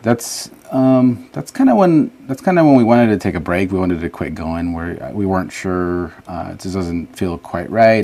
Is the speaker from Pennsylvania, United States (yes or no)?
no; Los Angeles, California, United States; also born or lived in San Salvador, El Salvador; we just kind of made California, Los Angeles area our home